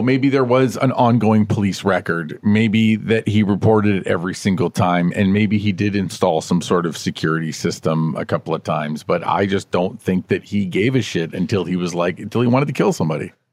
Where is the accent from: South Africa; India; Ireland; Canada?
Canada